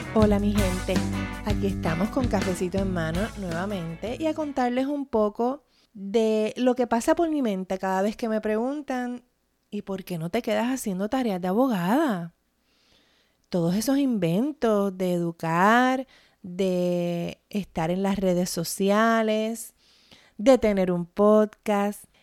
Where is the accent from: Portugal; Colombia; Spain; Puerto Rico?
Puerto Rico; mi experiencia como puertorriqueña